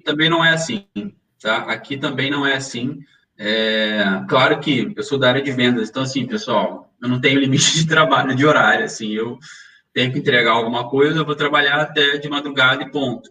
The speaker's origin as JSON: {"language": "Portuguese", "region": "Rio de Janeiro", "country": "Brazil", "moved": "as an adult", "lives_now": "Lisbon, Portugal", "said": "Nós que somos carioca"}